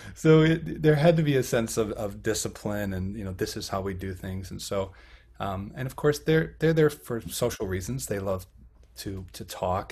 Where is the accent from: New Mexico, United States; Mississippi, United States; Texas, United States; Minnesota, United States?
Minnesota, United States; Buffalo; also born or lived in Fargo-Moorhead / Illinois / Baltimore; in my hometown of buffalo minnesota